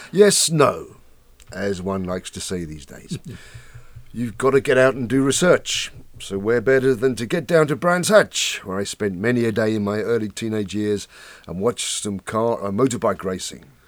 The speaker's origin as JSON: {"language": "English", "area": "suburban outer London, northwest Kent", "region": "South East England", "country": "United Kingdom", "tie": "born or raised there", "said": "raised in suburbia in outer London, northwest Kent."}